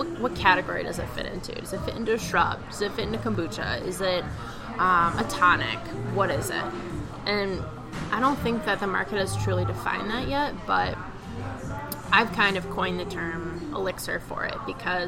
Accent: Healy, Alaska, United States; moved away as an adult; now in Minnesota, United States; if you've heard of Healy, it's the town, that's where I grew up.

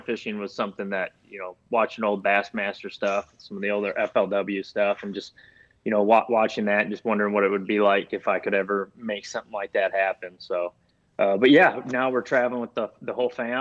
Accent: Minneapolis, Minnesota, United States; also born or lived in Florida / Tennessee / Lake Mille Lacs, Minnesota; I'm born and raised in Minnesota. I've lived a few other places just to learn how to fish, like Florida and Tennessee, just to learn how to fish places like that. But basically grew up in the Twin Cities

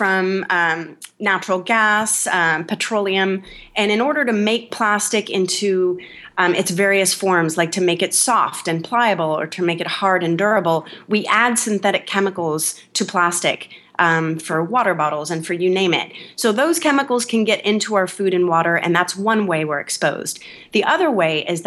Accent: California, United States; I'm from California

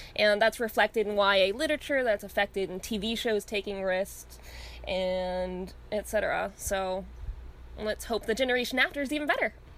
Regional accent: Orange County, California, United States; I went to school in suburbia, but it was really conservative suburbia. Like when it comes to California, I was in Orange County

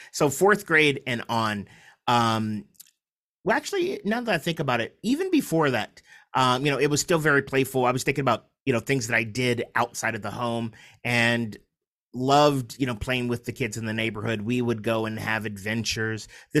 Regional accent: San Diego, California, United States; also born or lived in Kansas City; So we ended up, I was born in Kansas City, Missouri. We ended up in San Diego.

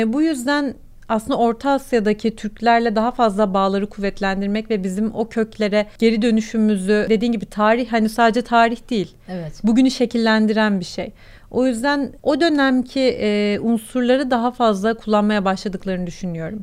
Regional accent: Turkey; accent: Turkish

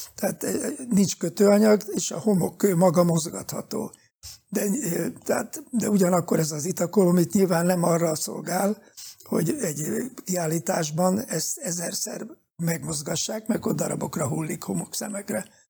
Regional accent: Pécs, Baranya, Hungary; én pécsi születésű vagyok

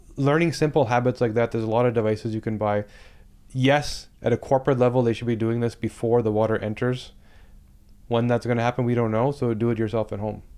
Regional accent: Toronto, Ontario, Canada; I'm from Toronto

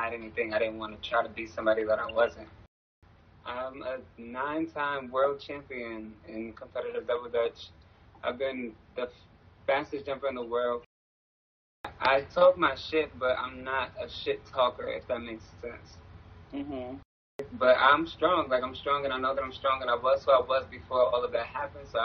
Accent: New York City, New York, United States; also born or lived in Bronx, New York / Jamaica, Queens, New York; I'm originally from the Bronx. I was born in the Bronx. I moved to Queens, in Jamaica, Queens, when I was 9, and then to Far Rockaway when I was 11. So from there, I just was like raised in Far Rockaway

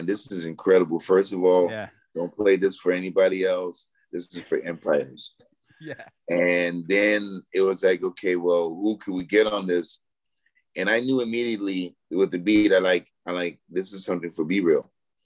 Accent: Los Angeles, California, United States; also born or lived in Queens, New York; I grew up in like the Highland Park, Mount Washington area. I was born in New York

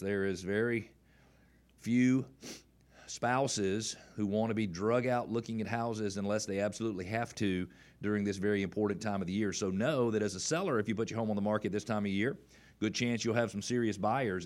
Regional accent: the South, United States; we're from the South

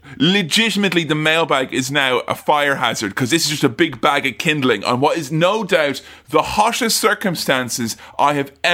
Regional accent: Ireland; For me, as an Irishman, it's the month of Easter is my Independence Day.

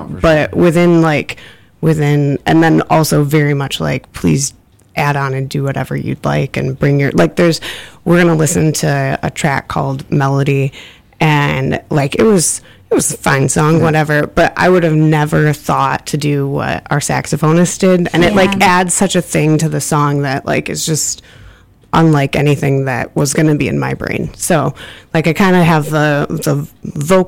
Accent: Michigan, United States; moved away; I'm from Michigan

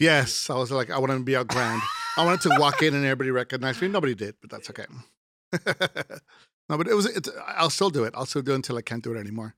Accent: Laredo, Texas, United States; I'm originally from Laredo, Texas

